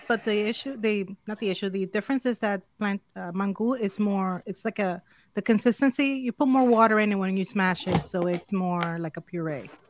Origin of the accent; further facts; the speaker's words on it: Dominican Republic; English is a second language; also born or lived in New York, United States / Miami, United States; now in Central Florida, United States; I am originally from Dominican Republic, so from the Caribbean